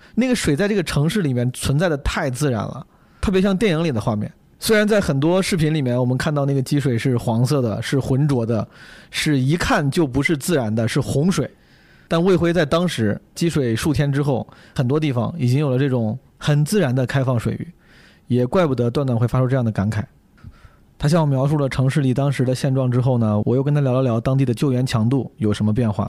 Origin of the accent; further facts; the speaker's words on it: Henan, China; 我的家乡河呢